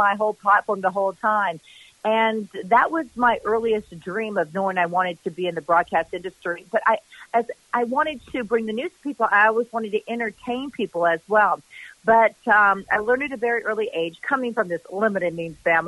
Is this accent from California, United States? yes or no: yes; Mojave Desert, California, United States; growing up in the Mojave Desert